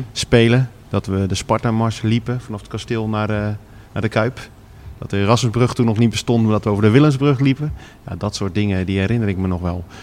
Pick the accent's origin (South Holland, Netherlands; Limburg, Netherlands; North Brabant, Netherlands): South Holland, Netherlands; Vlaardingen; also born or lived in Schiedam; ik woon tegenwoordig weer in Vlaardingen, waar ik ben geboren.